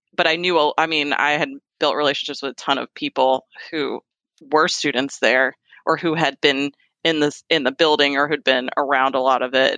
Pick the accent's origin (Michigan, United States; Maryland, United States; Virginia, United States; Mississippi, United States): Virginia, United States; Fairfax; moved away as an adult; now in Kentucky, United States; I am a native Virginian. I was born in Fairfax, Virginia, and I, I grew up there.